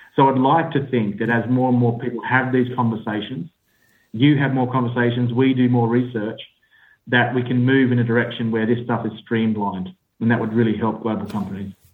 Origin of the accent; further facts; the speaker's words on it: Australia; accent: Australian; now in United Kingdom; I sit in the UK, uh, despite my Australian accent.